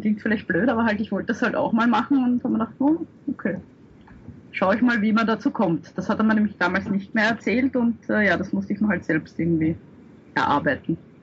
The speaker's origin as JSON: {"language": "German", "country": "Austria", "said": "als Österreicher"}